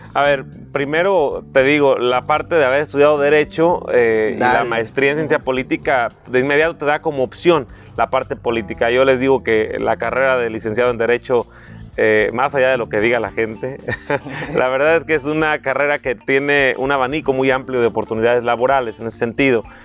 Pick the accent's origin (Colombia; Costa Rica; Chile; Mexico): Mexico; La Huacana, Michoacán; also born or lived in Morelia; mi familia, paterna, materna, ambos originarios de ahí del municipio de La Huacana, prácticamente toda la vida hemos estado ahí